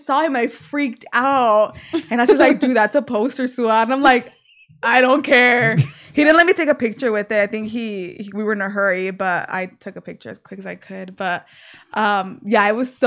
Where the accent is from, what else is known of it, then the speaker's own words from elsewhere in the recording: United States; I'm such an American girl